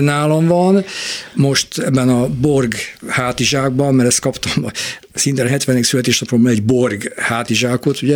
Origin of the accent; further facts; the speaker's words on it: Budapest, Hungary; Újpestről jöttünk be a Margit-szigeti Tózsas stadionba